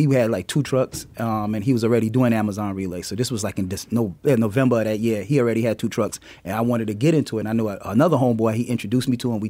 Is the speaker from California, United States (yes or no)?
no; South Carolina, United States; also born or lived in Queens, New York; now in Atlanta, United States; Just like you said, I was born in Queens, New York, raised in South Carolina. Moved to Atlanta, came to Atlanta in 1996 to go to school and stayed in Atlanta, loved Atlanta